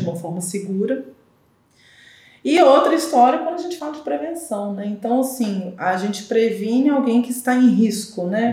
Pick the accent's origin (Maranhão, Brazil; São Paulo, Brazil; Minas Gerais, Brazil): Minas Gerais, Brazil; Belo Horizonte; also born or lived in Diamantina; sou nascida e criada aqui em Belo Horizonte